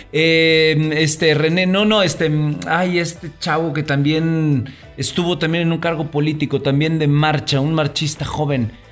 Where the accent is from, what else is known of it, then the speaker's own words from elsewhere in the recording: Alvarado, Veracruz, Mexico; allá por mi pueblo había muchísimo tiburón